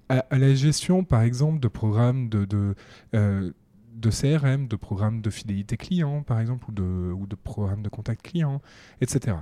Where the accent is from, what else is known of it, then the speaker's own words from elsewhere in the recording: Paris, Île-de-France, France; Je suis un Parisien de 30 ans. J'ai grandi en fait toute ma vie à Paris